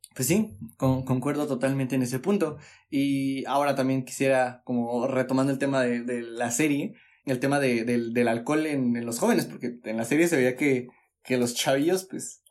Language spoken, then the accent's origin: Spanish; Mexico; nosotros como, como mexicanos, yo creo que tenemos arraigada la cultura